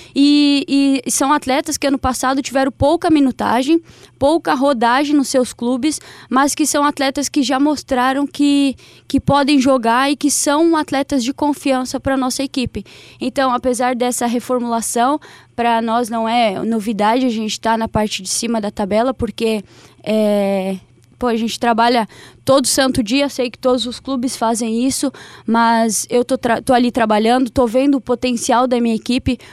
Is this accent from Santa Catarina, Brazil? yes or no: yes; interior of Santa Catarina, Brazil; Eu sou do interior de Santa Catarina